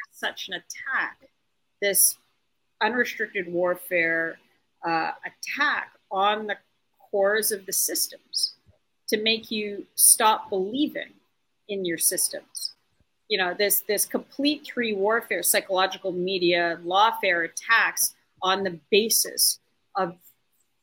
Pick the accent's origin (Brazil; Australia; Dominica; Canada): Canada; I'm Canadian